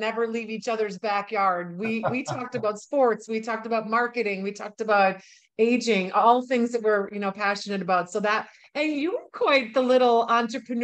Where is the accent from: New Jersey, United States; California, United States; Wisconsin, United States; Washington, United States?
Wisconsin, United States; Milwaukee; my hometown in Milwaukee, Wisconsin